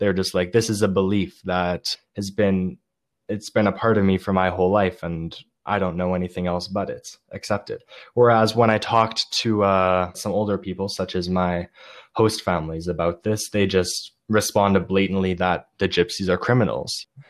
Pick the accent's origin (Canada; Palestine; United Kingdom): Canada; one Canadian boy